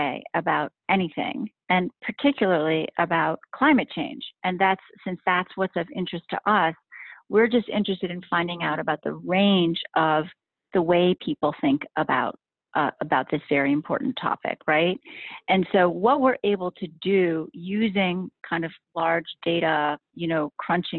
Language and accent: English; Hanover, New Hampshire, United States; I was in my hometown at the time in Hanover, New Hampshire